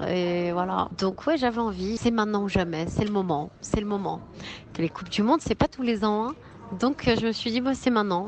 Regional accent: France; je suis née en France. Je veux dire, je suis pas née au Maroc.

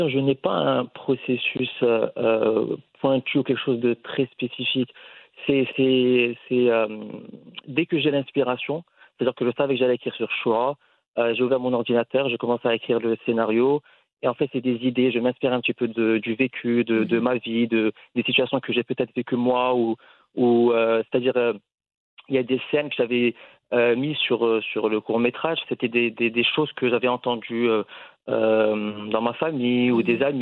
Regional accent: Casablanca, Casablanca-Settat, Morocco; moved away as an adult; déjà, c'est un mot avec lequel on a tous grandi en tant que Marocain. Moi, j'ai grandi à Casablanca

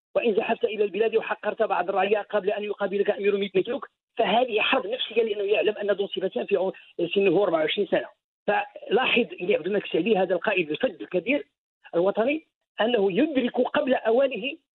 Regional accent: Morocco; علينا كمغاربه

